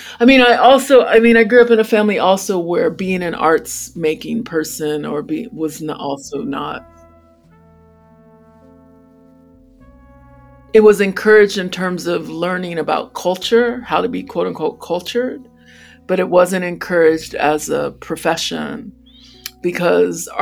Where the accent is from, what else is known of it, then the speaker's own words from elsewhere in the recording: United States; as a Black child growing up in America